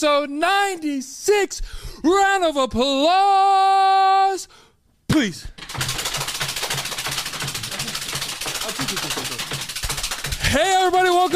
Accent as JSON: {"language": "English", "town": "Austin", "region": "Texas", "country": "United States", "tie": "born or raised there", "said": "my hometown where the You Should Know podcast started, Austin, Texas"}